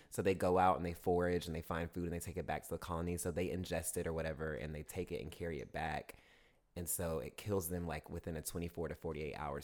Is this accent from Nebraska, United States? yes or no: no; Augusta, Georgia, United States; also born or lived in Martinez, Georgia / Evans, Georgia; now in Atlanta, United States; Augusta, Georgia, my hometown